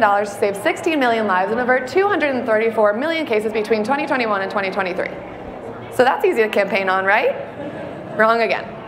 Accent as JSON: {"language": "English", "region": "New York", "country": "United States", "said": "I am from New York"}